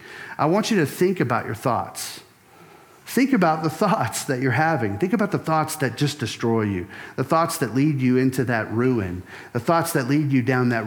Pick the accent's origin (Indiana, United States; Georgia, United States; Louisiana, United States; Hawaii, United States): Louisiana, United States; I grew up in Louisiana.